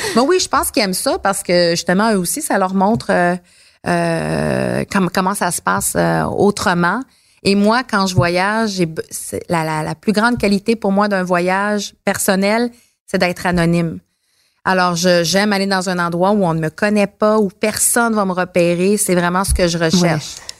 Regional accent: Abitibi, Quebec, Canada; je viens de l'Abitibi

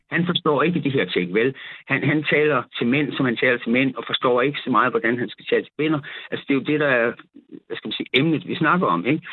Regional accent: South Funen, Southern Denmark, Denmark; jeg er nede fra Sydfyn

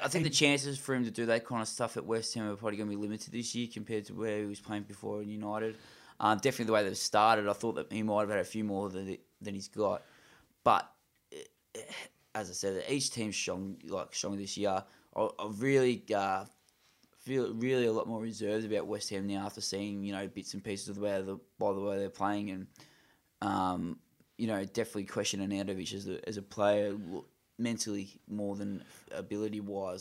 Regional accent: Australia; I'm an Australian

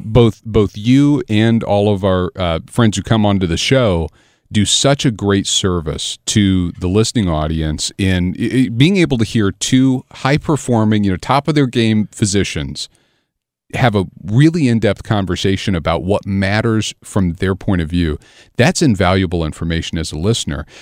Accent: Southern Illinois, United States; I grew up over in Southern Illinois

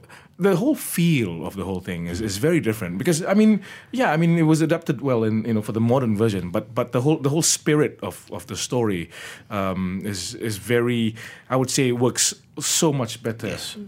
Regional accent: Malaysia; The fact that I'm this Malaysian boy trying to be Japanese and I'm acting, you know, opposite Japanese actors, there's huge pressure.

